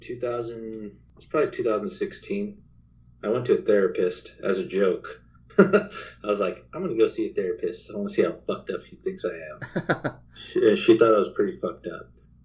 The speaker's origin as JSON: {"language": "English", "town": "Albuquerque", "region": "New Mexico", "country": "United States", "tie": "born or raised there", "also_born_or_lived": "Washington, District of Columbia, United States", "said": "But just growing up in Albuquerque, seeing all the crazy shit I did, like seeing or living in DC, those situations were like, okay, this is what happens."}